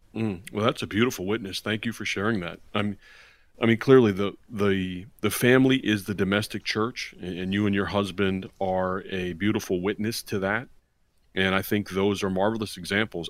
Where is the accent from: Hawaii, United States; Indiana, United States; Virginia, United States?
Virginia, United States; we grew up here in Virginia